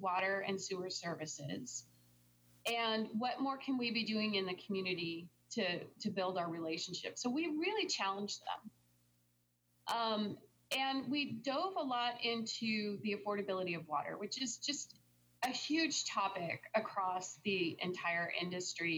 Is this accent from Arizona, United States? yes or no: yes; Tempe, Arizona, United States; I'm from here. I'm from Tempe, Arizona